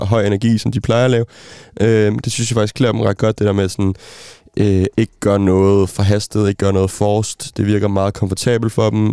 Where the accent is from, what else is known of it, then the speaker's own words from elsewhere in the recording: Denmark; som dansker